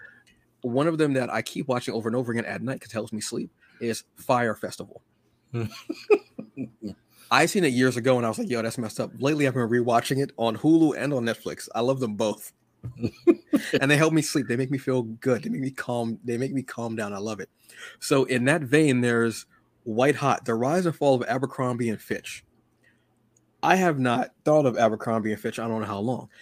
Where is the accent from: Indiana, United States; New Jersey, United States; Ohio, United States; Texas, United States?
New Jersey, United States; I'm from Jersey